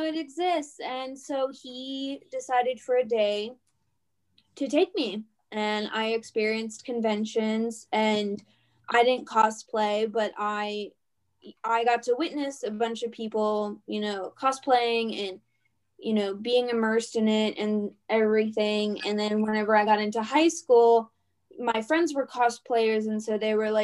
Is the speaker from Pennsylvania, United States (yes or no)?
yes; Pittsburgh, Pennsylvania, United States; I am from Pittsburgh, Pennsylvania